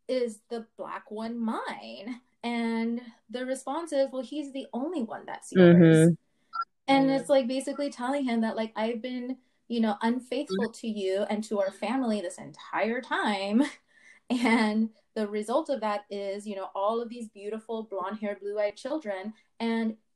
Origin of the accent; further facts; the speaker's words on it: Los Angeles, California, United States; growing up in South Central and going, to the schools that I went